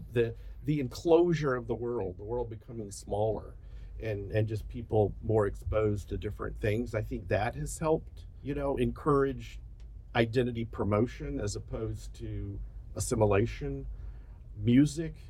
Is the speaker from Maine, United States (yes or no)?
no; Birmingham, Alabama, United States; moved away; I was born in Alabama, I was raised in Alabama, so I'm, I'm from Alabama